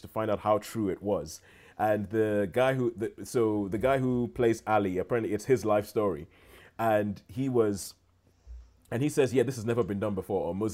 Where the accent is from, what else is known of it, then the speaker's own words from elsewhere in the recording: Nigeria; moved away; my childhood growing up in Nigeria